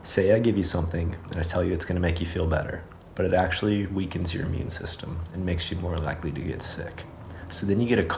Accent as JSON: {"language": "English", "region": "Florida", "country": "United States", "also_born_or_lived": "Cairo", "moved": "yes", "lives_now": "La Paz, Mexico", "said": "I'm from Florida"}